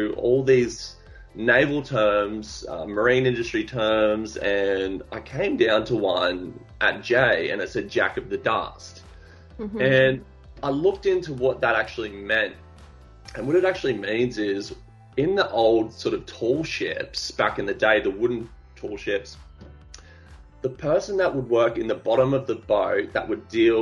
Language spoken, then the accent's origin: English; Australia; also born or lived in Gold Coast; I'm an Australian artist of the social generation